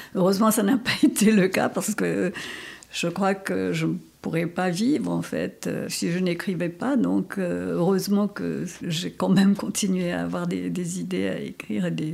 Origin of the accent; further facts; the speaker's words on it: Mauritius; first language Creole; ma langue maternelle, et quand je dis que c'est le créole et le français